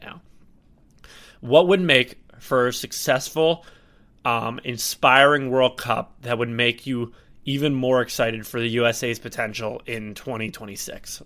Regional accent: United States; I'm from America

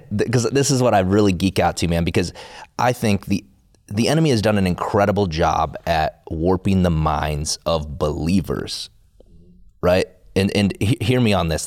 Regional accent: South Dakota, United States; I grew up in South Dakota

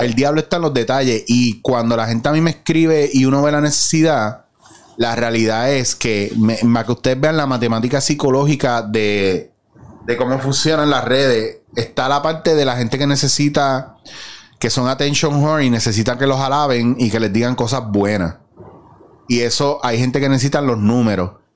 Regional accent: Puerto Rico; nosotros como puertorriqueños

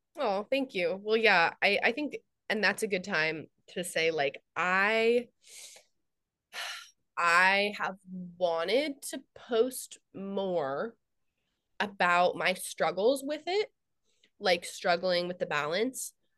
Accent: United States; I'm American

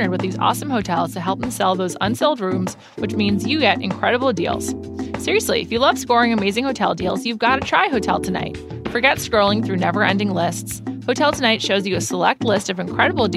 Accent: New York, United States; I'm from New York.

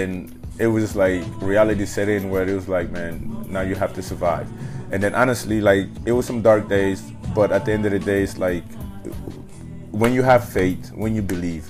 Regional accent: New York, United States; So growing up in New York, I grew up with this family

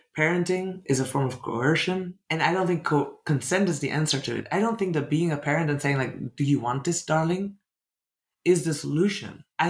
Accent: Netherlands; I'm from the Netherlands. I grew up in a deeply colonial country

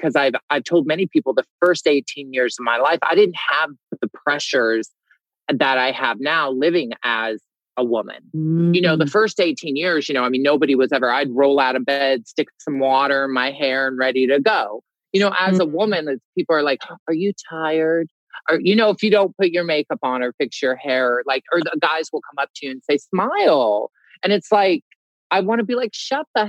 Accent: Des Moines, Iowa, United States; I grew up in Des Moines, Iowa, one of four boys originally.

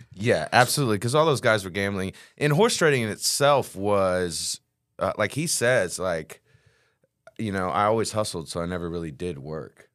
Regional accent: Texas, United States; I've lived in Texas my whole life

